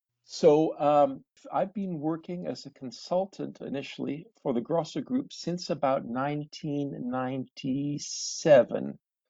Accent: Canada; moved away as an adult; also born or lived in Chile; now in Mendoza, Argentina; I'm a Canadian geophysicist. I grew up in Canada and got my degree in geophysics in Canada. I worked in the Canadian bush for 2 years. For the last 35 years, I focused on exploration work in South America.

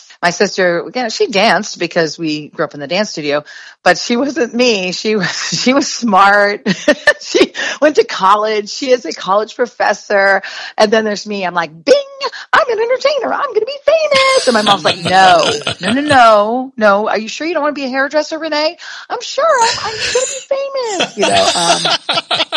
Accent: Inkster, Michigan, United States; I grew up in Inkster.

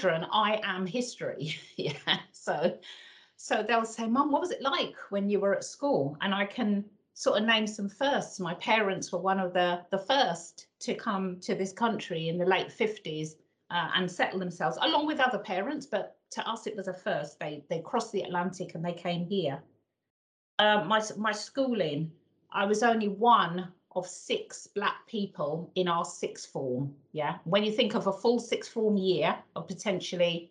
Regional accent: London, United Kingdom; moved away as an adult; also born or lived in Northamptonshire; I was born and brought up in the East End of London

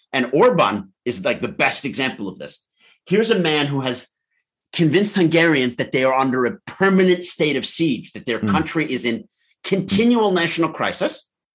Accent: New York, United States; I'm from New York and I've been taking this, you know, I drive back and forth once a month for the last 20 years.

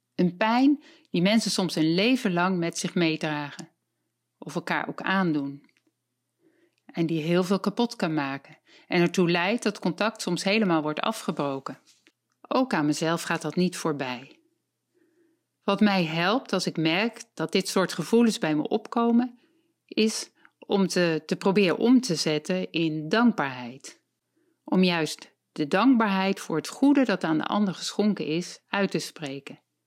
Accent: Voorhout, South Holland, Netherlands; ik ben 62 jaar en ik kom uit Voorhout.

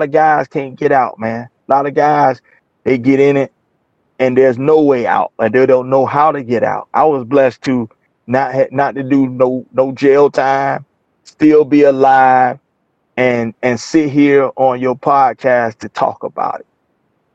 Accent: Portsmouth, Virginia, United States; moved away as an adult; now in Atlanta, United States; I'm doing this interview from Virginia, not Atlanta, you know, in my hometown of Portsmouth, Virginia

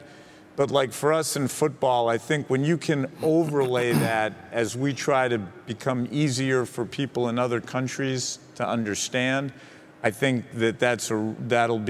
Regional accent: Boston, Massachusetts, United States; I am from Boston.

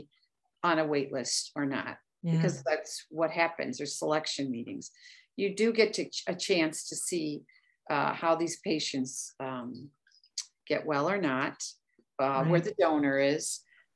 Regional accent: Chicago, Illinois, United States; moved away; I'm originally from Chicago

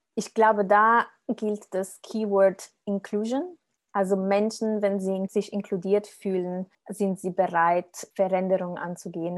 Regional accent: Italy; now in Germany; ich komme aus Italien

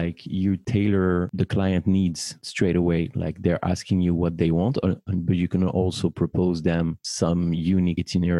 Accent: Paris, Île-de-France, France; born or raised there

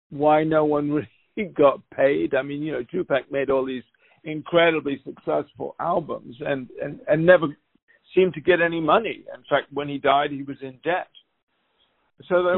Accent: United Kingdom; as a Brit

